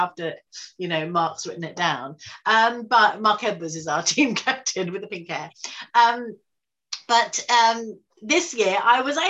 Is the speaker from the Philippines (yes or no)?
no; Brighton, South East England, United Kingdom; we're both from Brighton